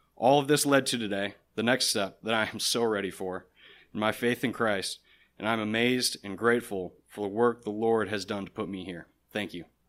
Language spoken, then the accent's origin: English; Michigan, United States; I'm from Michigan